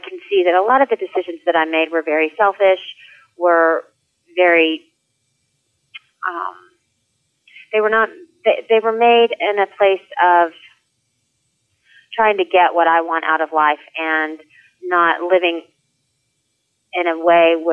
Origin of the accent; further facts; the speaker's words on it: Texas, United States; moved away as an adult; now in New York, United States; I'm from Texas, born and raised, all my friends, all my family